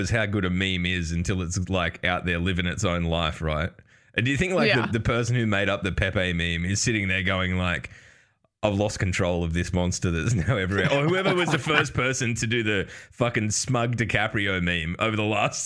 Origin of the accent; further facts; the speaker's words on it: Australia; We're Australian